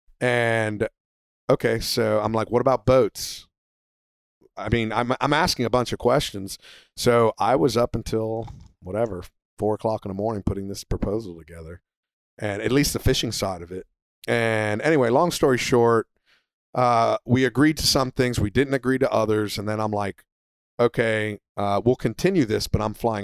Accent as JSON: {"language": "English", "country": "United States", "said": "United States"}